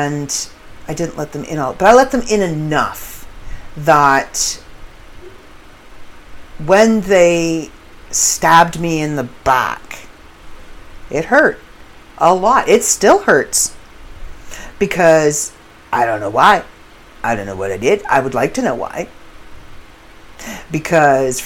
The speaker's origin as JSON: {"language": "English", "country": "Canada", "said": "I do come from an English background, and I am Canadian"}